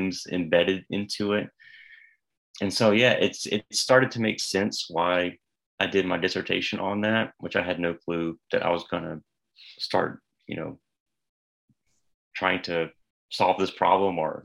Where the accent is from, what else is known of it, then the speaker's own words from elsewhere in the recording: the South, United States; even as a Southerner